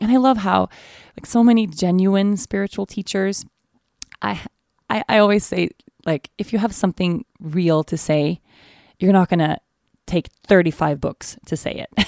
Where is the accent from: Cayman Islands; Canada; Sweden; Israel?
Sweden; now in Aruba; Sweden, my home country